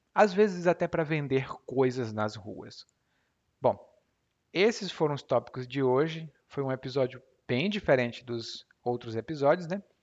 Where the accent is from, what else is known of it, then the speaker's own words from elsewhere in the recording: Brazil; como bom brasileiro